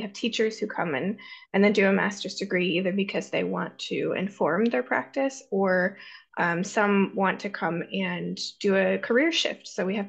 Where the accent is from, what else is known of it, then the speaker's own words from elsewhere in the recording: Ohio, United States; now in Helsinki, Finland; I'm originally from Ohio, actually, and then I have had my higher education in the US and also in London, and I've worked in England as well, and in Finland.